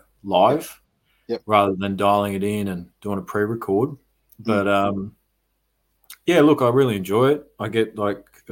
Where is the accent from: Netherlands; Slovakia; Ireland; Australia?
Australia; Creswick, Victoria; now in Melbourne, Australia; So I grew up in Creswick. It's about 10 or 15 minutes out of Ballarat